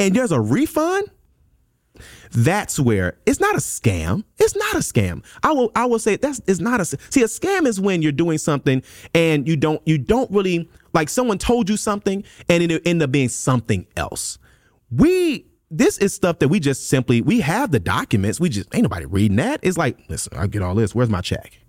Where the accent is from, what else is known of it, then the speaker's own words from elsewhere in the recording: Memphis, Tennessee, United States; moved away; I'm from Memphis, Tennessee originally